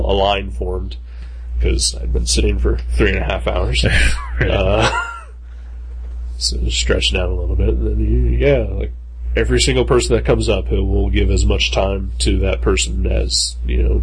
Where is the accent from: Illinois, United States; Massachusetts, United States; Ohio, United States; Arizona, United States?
Ohio, United States; Dayton; I'm from Dayton.